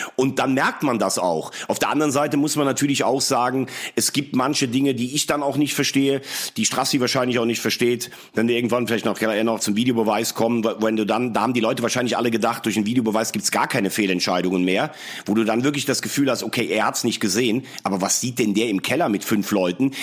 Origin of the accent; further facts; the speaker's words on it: Laacher See, between Bonn and Koblenz, Rhineland-Palatinate, Germany; Lachersee in meiner Heimat, also zwischen Bonn und Koblenz